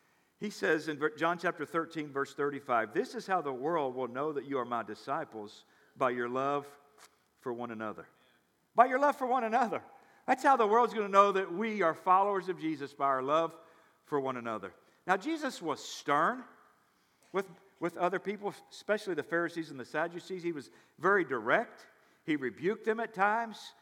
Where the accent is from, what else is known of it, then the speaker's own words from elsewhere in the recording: near Memphis, Tennessee, United States; I grew up near Memphis, Tennessee